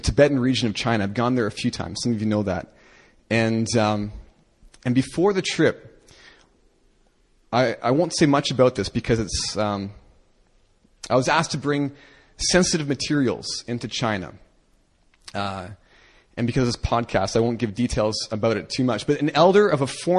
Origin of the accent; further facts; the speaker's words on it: Canada; I'm a Canadian